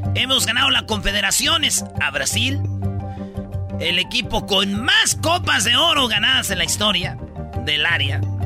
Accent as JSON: {"language": "Spanish", "country": "Mexico"}